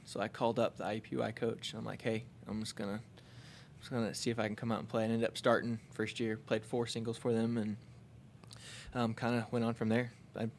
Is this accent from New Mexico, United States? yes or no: no; Greenwood, Indiana, United States; I grew up on the South Side, Greenwood kid.